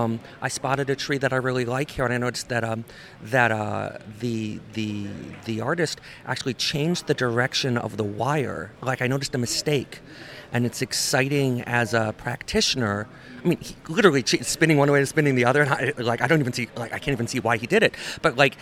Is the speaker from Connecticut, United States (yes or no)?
yes; New Haven, Connecticut, United States; I'm from New Haven, Connecticut